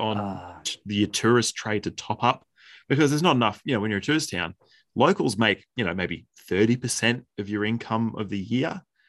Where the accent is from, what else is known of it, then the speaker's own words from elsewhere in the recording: Healesville, Victoria, Australia; back in my hometown